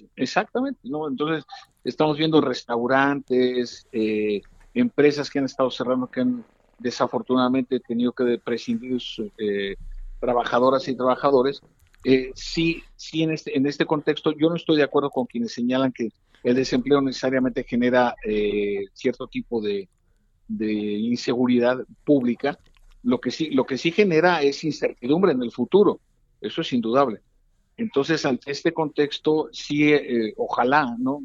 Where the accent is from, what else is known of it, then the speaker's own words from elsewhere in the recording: Mexico; como científico social y como mexicano de bien que soy